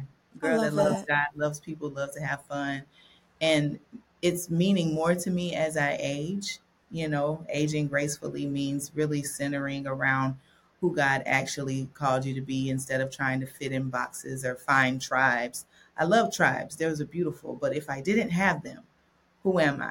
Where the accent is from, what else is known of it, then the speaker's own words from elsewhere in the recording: Dothan, Alabama, United States; I was born and raised around the Panhandle. It's Southeast Alabama, so Northwest Florida, Southwest Georgia